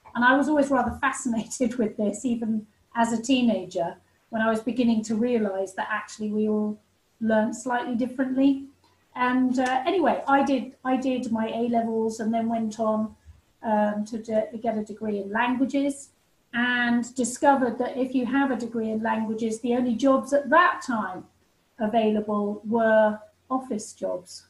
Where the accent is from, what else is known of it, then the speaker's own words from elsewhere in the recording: England, United Kingdom; I came back to England